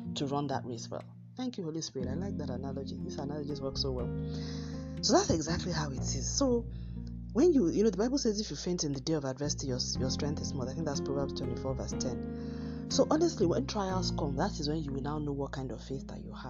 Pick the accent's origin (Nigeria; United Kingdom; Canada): Nigeria; my home country, Nigeria, where I'm broadcasting from